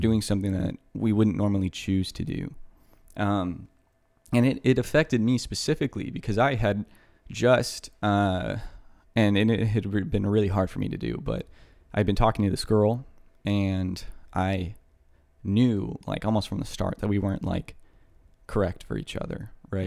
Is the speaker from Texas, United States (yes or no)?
yes; Houston, Texas, United States; moved away; I, uh, lived in Kingwood, which is just a suburb of Houston for my high school, uh, years